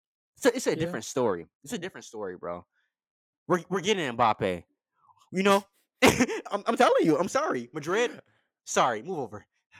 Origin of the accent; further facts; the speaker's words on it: England, United Kingdom; And being English, I can tell that you guys take this shit to heart.